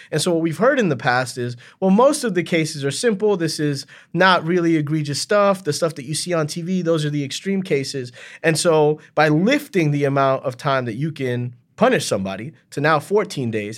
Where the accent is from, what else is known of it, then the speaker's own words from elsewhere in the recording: Miami, Florida, United States; now in Central Falls, United States; I grew up in Miami formatively